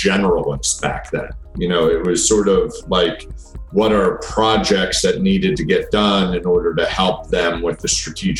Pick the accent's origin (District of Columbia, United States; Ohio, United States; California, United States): District of Columbia, United States; DC area; now in Atlanta, United States; and I have a family, I have five children, and have lived in Atlanta for 25 to 30 years now, originally from the DC area.